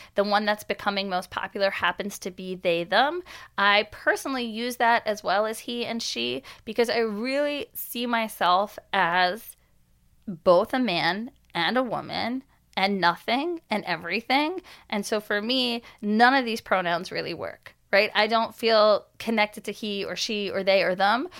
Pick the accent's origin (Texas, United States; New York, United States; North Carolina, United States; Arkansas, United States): New York, United States; Long Island; I grew up in New York, I grew up in Long Island